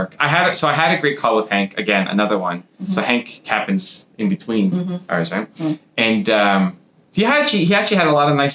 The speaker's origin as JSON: {"language": "English", "country": "Canada", "said": "I'm from Canada"}